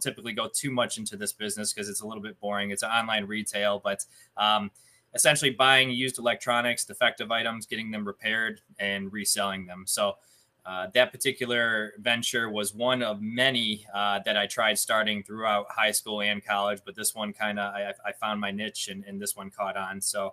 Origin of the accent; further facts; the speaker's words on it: Cleveland, Ohio, United States; I am from Cleveland, Ohio. I live in a suburb about 20 minutes east of Cleveland, born and raised here.